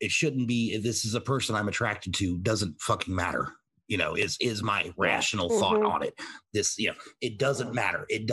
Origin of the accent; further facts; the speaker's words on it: the South, United States; I was raised in the South for the most part